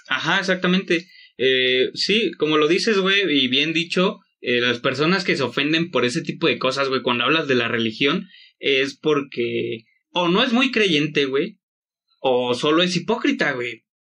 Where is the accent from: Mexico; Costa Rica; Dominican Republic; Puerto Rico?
Mexico; como los mexicanos somos